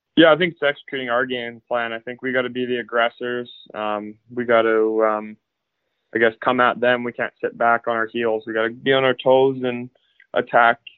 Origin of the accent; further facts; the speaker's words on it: Abbotsford, British Columbia, Canada; now in Victoria, Canada; I grew up in Abbotsford. Uh, I was born there and have grown up there the last, I guess, 17 years until I guess I'm building here in Victoria.